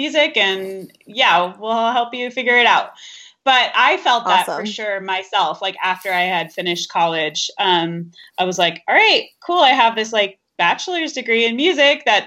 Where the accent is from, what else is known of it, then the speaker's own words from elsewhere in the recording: Denver, Colorado, United States; also born or lived in Boulder, Colorado; I'm from Denver, Colorado, which is where I'm currently based out of.